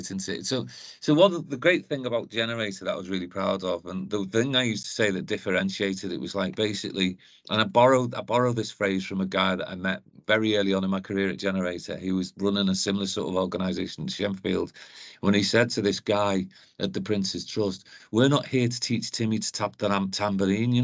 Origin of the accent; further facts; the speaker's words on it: Liverpool, North West England, United Kingdom; now in Newcastle, United Kingdom; as you can tell by my accent, I'm from Liverpool originally, but I came here